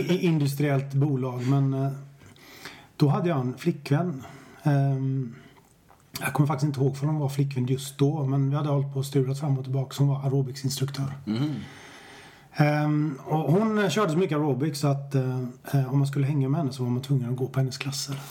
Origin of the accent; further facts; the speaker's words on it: Stenungsund, Västra Götaland, Sweden; moved away as an adult; also born or lived in Japan; now in Stockholm, Sweden; Jag är född i Stenungsund. Det är viktigt för mig. Mm. Jag har bott i Stockholm i 20 år men jag är född i Stenungsund på västkusten.